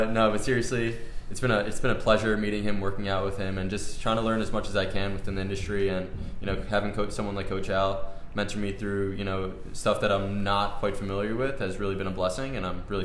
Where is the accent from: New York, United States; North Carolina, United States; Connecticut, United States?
New York, United States; Westchester; I grew up in Westchester